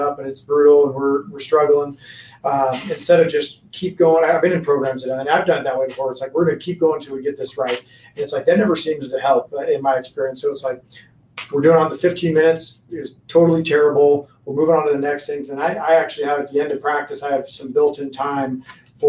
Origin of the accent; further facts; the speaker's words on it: Washington, United States; moved away as an adult; now in Arizona, United States; I grew up in Washington as well.